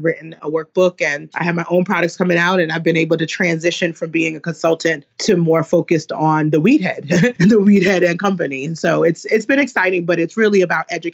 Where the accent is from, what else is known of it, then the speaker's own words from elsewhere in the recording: New York City, New York, United States; moved away; also born or lived in Woodbury, Minnesota; growing up in East New York, Brooklyn